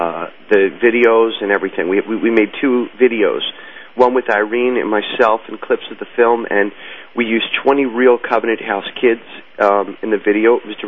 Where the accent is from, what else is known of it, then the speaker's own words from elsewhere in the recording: New York City, New York, United States; also born or lived in New Jersey; I went to school in the Bronx. I was born in New Jersey, and I wound up finishing school in the Bronx.